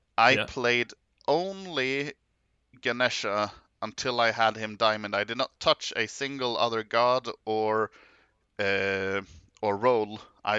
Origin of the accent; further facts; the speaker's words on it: Norway; English is a second language; Maybe I should mention, hi … I'm not a English native speaker. I am from Norway.